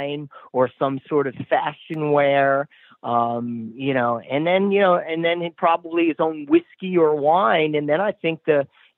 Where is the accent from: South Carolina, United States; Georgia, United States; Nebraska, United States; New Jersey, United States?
New Jersey, United States; Paramus; my hometown of Paramus, New Jersey